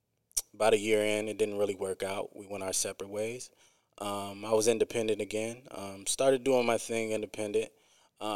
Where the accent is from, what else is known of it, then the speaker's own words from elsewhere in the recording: Quad Cities, United States; also born or lived in Akron, Ohio; I'm originally from the Quad Cities